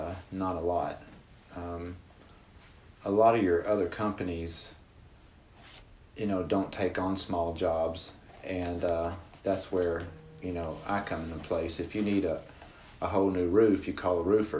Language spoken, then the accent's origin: English; Little Rock, Arkansas, United States; I grew up here in Little Rock